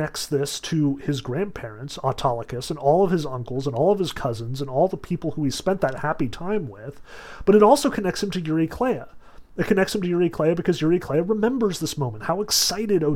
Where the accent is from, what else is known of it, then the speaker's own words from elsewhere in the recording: Sussex County, New Jersey, United States; I grew up in Sussex County